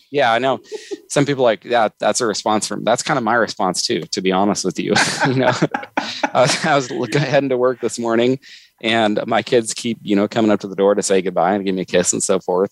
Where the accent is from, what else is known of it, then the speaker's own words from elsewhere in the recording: Northern California, United States; I grew up in Northern California